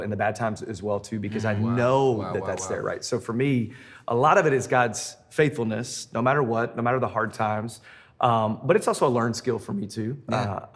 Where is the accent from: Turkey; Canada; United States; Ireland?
United States; Memphis, Tennessee; now in Denver, United States; I'm originally from Memphis.